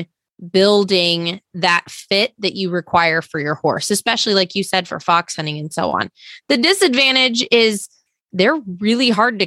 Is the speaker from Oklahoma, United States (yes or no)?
yes; Oklahoma area, United States; also born or lived in upstate New York; now in New York, United States; I'm in upstate New York, but I'm from the Oklahoma area